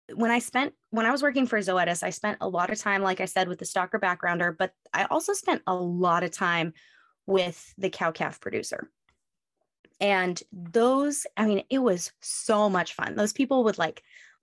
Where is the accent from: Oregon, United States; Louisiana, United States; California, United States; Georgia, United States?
Oregon, United States; West Coast, moved here from; moved away as an adult; I grew up on the West Coast.